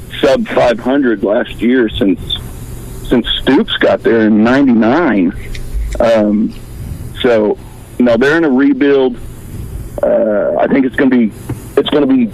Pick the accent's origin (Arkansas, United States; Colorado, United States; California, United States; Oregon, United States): Arkansas, United States; Northwest; now in Oklahoma City, United States; I'm from Northwest Arkansas, got transplanted to Oklahoma City, but I'm back here in God's country